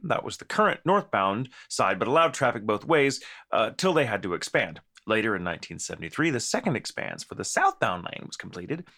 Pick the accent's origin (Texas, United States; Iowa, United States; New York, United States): Texas, United States; We're from Texas, and there's a lot more of us.